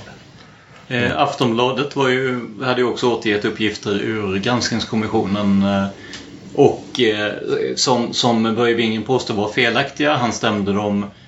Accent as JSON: {"language": "Swedish", "region": "Blekinge", "country": "Sweden", "said": "jag är från Blekinge från början"}